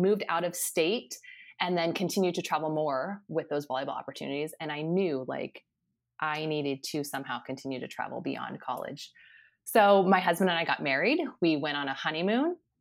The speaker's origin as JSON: {"language": "English", "town": "Lincoln", "region": "Nebraska", "country": "United States", "tie": "born or raised there", "also_born_or_lived": "Key West, Florida / Minnesota / California / Puerto Rico", "moved": "as an adult"}